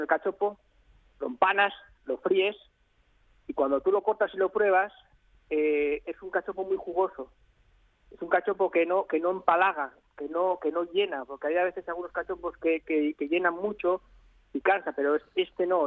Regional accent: León, Castile and León, Spain; de mi tierra, que es de, León

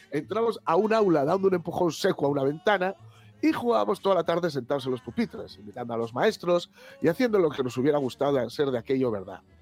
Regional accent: Infiesto, Asturias, Spain; Nací en Infiesto y creíme en el Valle de la Benéfica, concretamente en las vías del tren. Quedábamos en la plazoleta donde antes había columpios paguajes de fierro oxidado

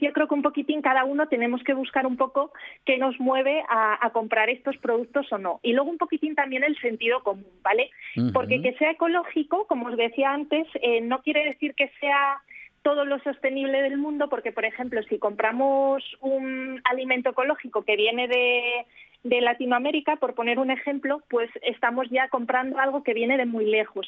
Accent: Spain; Nosotros en España

